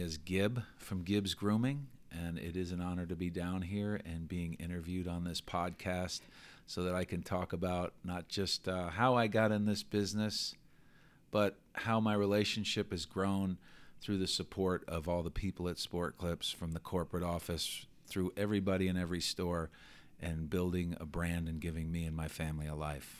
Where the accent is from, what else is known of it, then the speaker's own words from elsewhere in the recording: New York City, New York, United States; moved away; I grew up in New York.